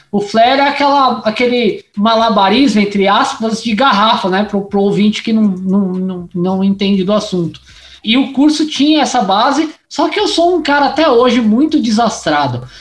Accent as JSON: {"language": "Portuguese", "region": "São Paulo", "country": "Brazil", "tie": "born or raised there", "said": "eu sou da ZL, nasci ali na Vila Formosa, aí rodei Vila Industrial, Parque São Lucas, é, São Mateus"}